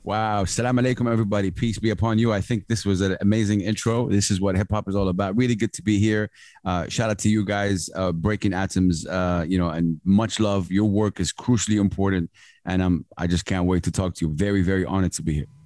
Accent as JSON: {"language": "English", "town": "Jeddah", "region": "Makkah Province", "country": "Saudi Arabia", "tie": "born or raised there", "said": "Kinda came back to Saudi Jeddah, my hometown"}